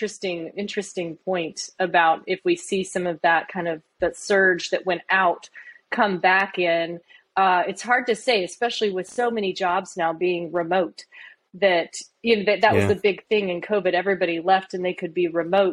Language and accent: English; Oklahoma, United States; I'm from Oklahoma.